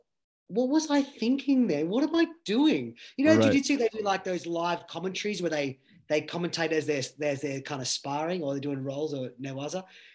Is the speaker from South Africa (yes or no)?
no; Australia